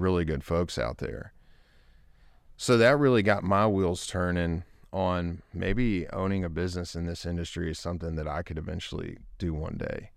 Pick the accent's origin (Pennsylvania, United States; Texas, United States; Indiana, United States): Texas, United States; Longview; was born and raised in Longview, Texas